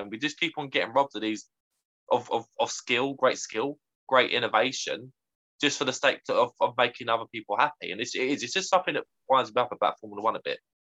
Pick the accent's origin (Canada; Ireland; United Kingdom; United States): United Kingdom; as a young Brit at the time